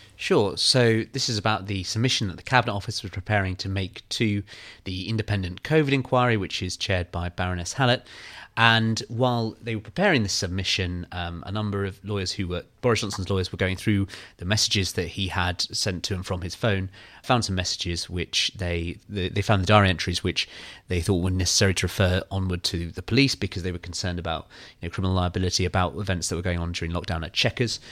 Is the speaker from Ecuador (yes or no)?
no; Kew, London, United Kingdom; I'm from Kew, right? So I grew up